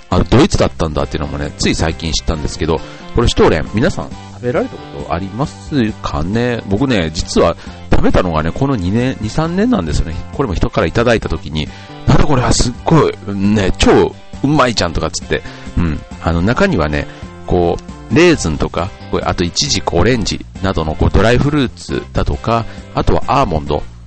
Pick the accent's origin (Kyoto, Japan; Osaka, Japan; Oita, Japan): Osaka, Japan; moved away; 僕のふるさとは大阪